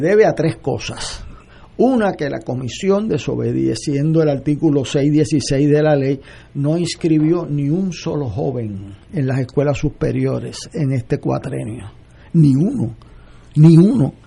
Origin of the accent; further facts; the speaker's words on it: Puerto Rico; para mí como puertorriqueño